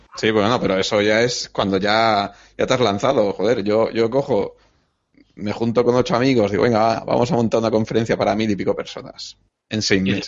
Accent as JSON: {"language": "Spanish", "region": "Catalonia", "country": "Spain", "said": "yo soy catalán"}